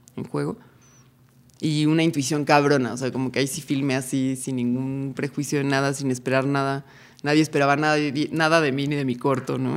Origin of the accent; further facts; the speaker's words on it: Cuernavaca, Morelos, Mexico; now in Tepoztlán, Mexico; Yo crecí en Cuernavaca